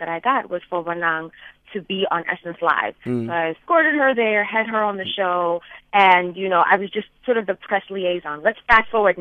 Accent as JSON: {"language": "English", "region": "Bulawayo", "country": "Zimbabwe", "also_born_or_lived": "Midwest, United States", "moved": "yes", "lives_now": "New York, United States", "said": "I said, Zimbabwe"}